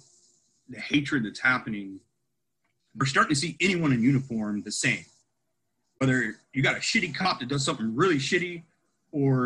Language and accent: English; Ohio, United States; I grew up a poor farm kid in Ohio.